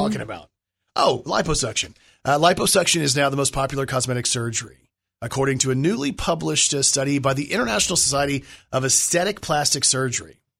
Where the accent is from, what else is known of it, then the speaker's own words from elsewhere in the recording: Plano, Texas, United States; born and raised in Plano